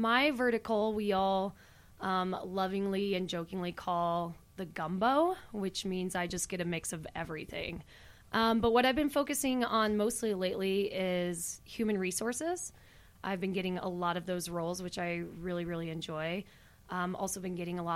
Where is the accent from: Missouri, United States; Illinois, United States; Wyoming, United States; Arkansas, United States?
Wyoming, United States; now in Denver, United States; I live here in Denver and have for over 10 years, but I am originally from Wyoming.